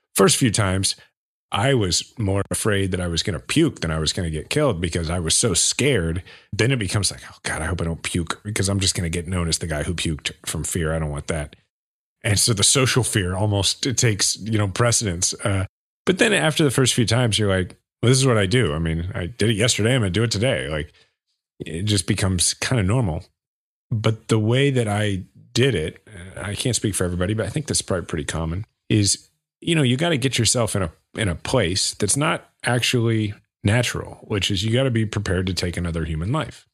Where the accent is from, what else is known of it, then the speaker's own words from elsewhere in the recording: Kansas City, Missouri, United States; my hometown, Kansas City